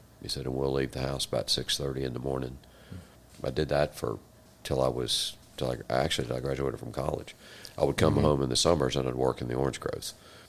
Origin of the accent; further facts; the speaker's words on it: Clermont, Florida, United States; also born or lived in Dunedin, Florida; So I was born in Claremont.